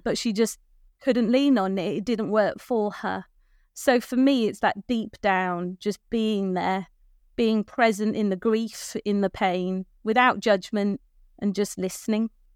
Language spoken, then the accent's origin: English; North Wales, United Kingdom; moved away as an adult; now in Birchington, United Kingdom; I was born and brought up in North Wales